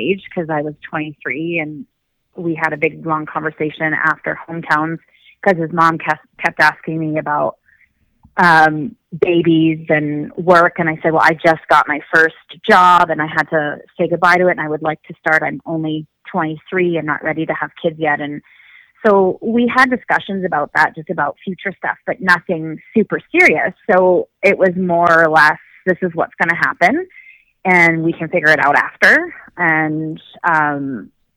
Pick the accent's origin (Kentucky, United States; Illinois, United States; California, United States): Illinois, United States; Chicago; moved away as an adult; also born or lived in Michigan; now in Canada; We went to Chicago because that's where my family is